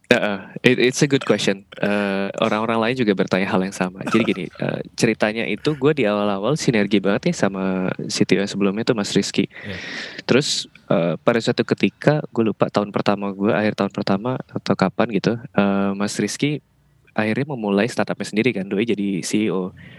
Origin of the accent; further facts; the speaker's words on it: Bali, Indonesia; moved away as an adult; now in Jakarta, Indonesia; di Bali itu gue kan karena emang orang sono ya jadi udah seumur hidup kerja di Bali